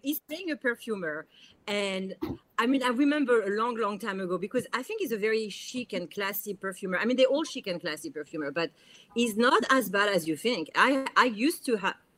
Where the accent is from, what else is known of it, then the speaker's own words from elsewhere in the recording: Paris, Île-de-France, France; now in New York, United States; I grew up in Paris. You know, I'm a Parisian